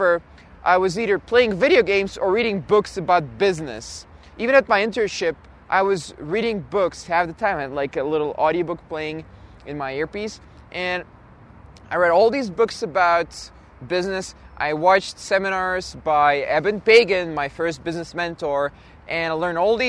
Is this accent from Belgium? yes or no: yes; Belgium; also born or lived in Russia; ended up in Belgium. So I'm actually Belgian, even though I was born in Russia. And in Belgium, I just went through the normal, like, high school, primary school, college